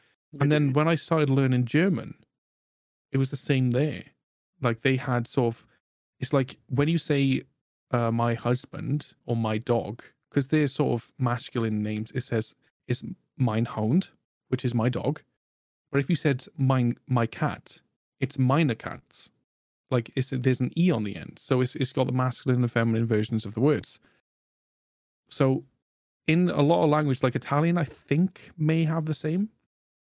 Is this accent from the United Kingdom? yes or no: yes; Wales, United Kingdom; I'm natively Welsh.